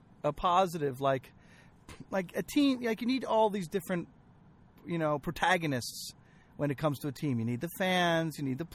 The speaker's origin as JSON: {"language": "English", "country": "United States", "moved": "yes", "lives_now": "Israel", "said": "I can vote as an American. I can do an absentee ballot in America. Living in Israel, I can vote in the American elections."}